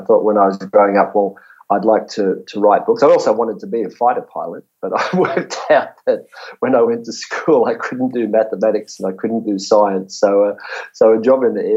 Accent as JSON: {"language": "English", "town": "Sydney", "region": "New South Wales", "country": "Australia", "tie": "born or raised there", "also_born_or_lived": "New Zealand / Campbelltown", "said": "I grew up in the western suburbs of Sydney"}